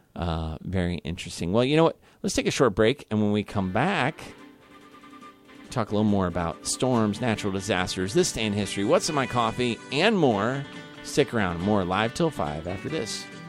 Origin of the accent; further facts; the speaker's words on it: Kansas City, Missouri, United States; I'm born and raised in Kansas City, Missouri